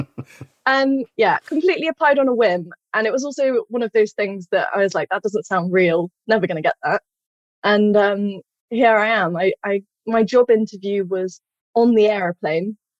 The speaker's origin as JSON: {"language": "English", "town": "Stroud", "region": "South West England", "country": "United Kingdom", "said": "I'm from Stroud"}